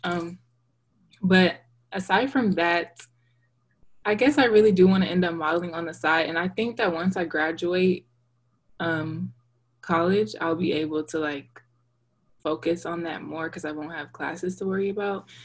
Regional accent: Dallas, Texas, United States; also born or lived in Virginia; I was born in Virginia and I was raised in Texas.

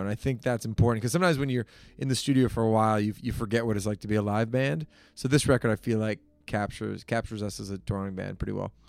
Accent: Toronto, Ontario, Canada; also born or lived in Hamilton, Ontario; I grew up in Toronto, downtown Toronto.

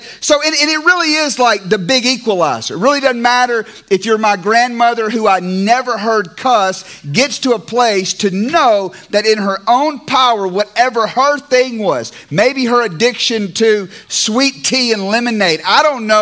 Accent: Clarksdale, Mississippi, United States; moved away; also born or lived in California; Clarksdale Baptist Church where I grew up in Mississippi

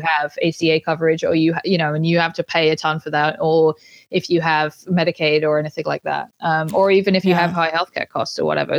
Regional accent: Banbury, South East England, United Kingdom; moved away; the local hospital in my hometown

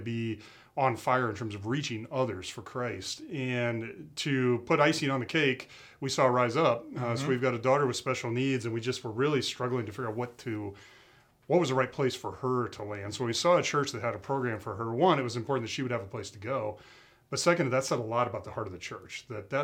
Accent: Lincoln, Nebraska, United States; moved away as an adult; now in Iowa, United States; I grew up in Lincoln, Nebraska. We moved over to Iowa 20 years ago for a job.

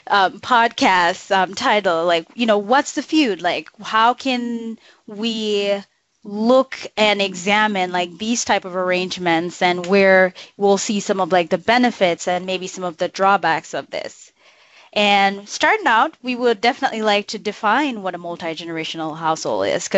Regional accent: Jamaica; now in United States; I grew up in Jamaica, rural Jamaica, in a multi-generational household

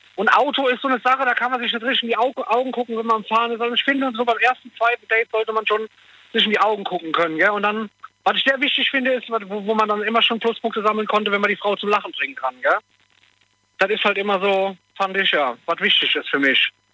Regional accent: Koblenz, Rhineland-Palatinate, Germany; ich komme ja aus Koblenz

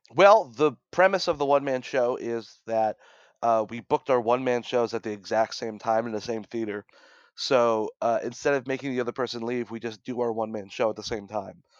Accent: Brooklyn, New York, United States; I'm from Brooklyn

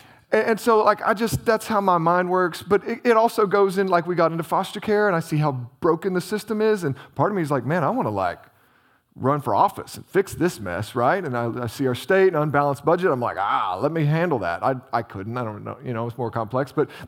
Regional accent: Illinois, United States; I grew up in Southern Illinois.

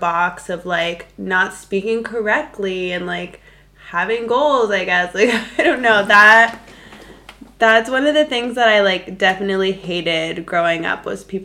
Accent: South Florida, United States; moved away as an adult; also born or lived in Madrid; we're both from South Florida

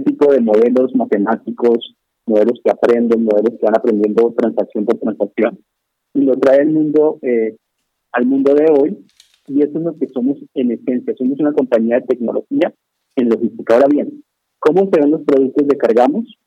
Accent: Colombia; moved away as an adult; now in Mexico; yo soy colombiano, llegué a México hace unos 10 años

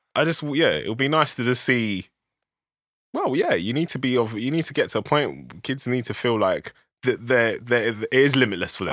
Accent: London, United Kingdom; I grew up in South London

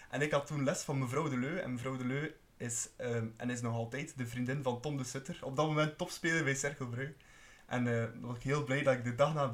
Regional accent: Bruges, Flanders, Belgium; ik als Bruggeling

